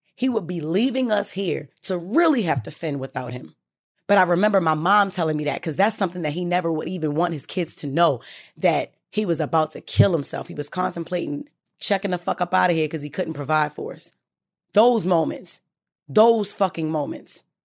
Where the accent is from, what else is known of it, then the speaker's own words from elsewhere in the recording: Baltimore, Maryland, United States; I'm from Baltimore